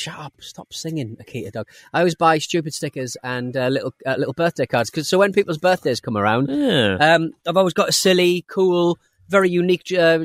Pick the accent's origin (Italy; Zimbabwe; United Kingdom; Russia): Russia; Yakutsk, Sakha Republic; I'm from Yakutsk.